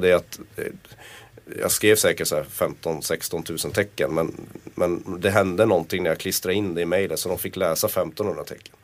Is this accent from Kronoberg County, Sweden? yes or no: no; Kiruna, Norrbotten County, Sweden; Jag är född och uppvuxen i Kiruna